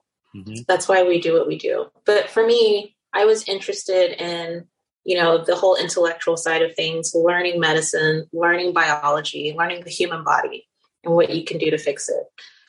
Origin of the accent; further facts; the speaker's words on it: Nigeria; moved away as an adult; also born or lived in Netherlands; now in New York, United States; I came to the United States to go to college. I grew up in Nigeria and the Netherlands in Europe and went to Baylor University in Waco, Texas for undergrad